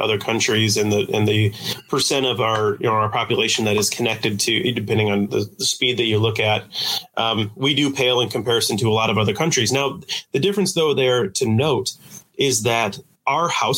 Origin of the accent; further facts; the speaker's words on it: Coldwater, Michigan, United States; also born or lived in Marquette, Michigan / East Lansing, Michigan; I've born and raised here. I grew up in Coldwater, went to school in Marquette and East Lansing